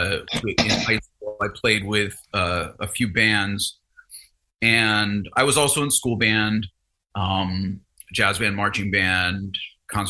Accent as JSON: {"language": "English", "region": "New Jersey", "country": "United States", "tie": "born or raised there", "also_born_or_lived": "Ohio / Louisiana / North Texas", "said": "I was born in Ohio, lived in Louisiana for a few years, moved to Jersey when I was in like grade school"}